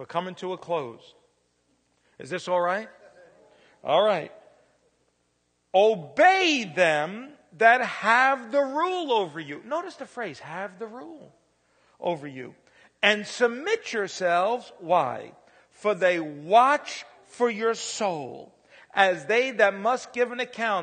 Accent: New York City, New York, United States; also born or lived in Pennsylvania; now in Indiana, United States; I was real young, growing up in the Bronx

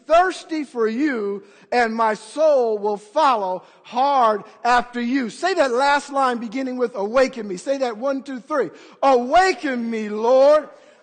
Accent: United States; I'm an American

